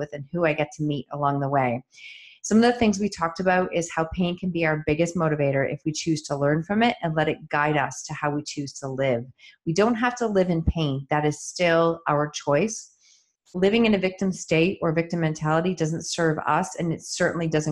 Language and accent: English; Chatham, Ontario, Canada; I was born in Chatham and lived there for the first probably 10 years. Of my life.